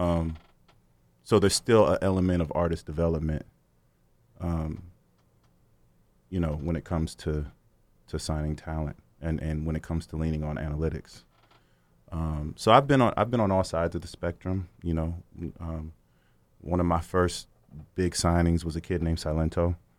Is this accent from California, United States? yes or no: yes; Sacramento, California, United States; moved away as an adult; also born or lived in Los Angeles; I'm from Sacramento, California. Um, so I was always around music pretty much my whole life. So, you know, growing up, we had the party house